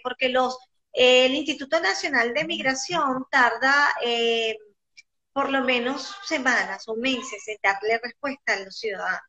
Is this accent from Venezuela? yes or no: yes; Venezuela; nosotros los venezolanos somos como muy inocentes